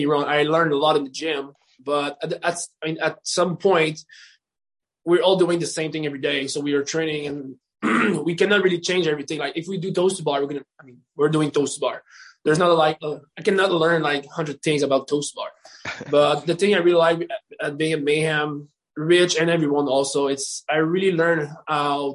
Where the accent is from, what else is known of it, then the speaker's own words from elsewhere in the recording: Canada; I'm a Canadian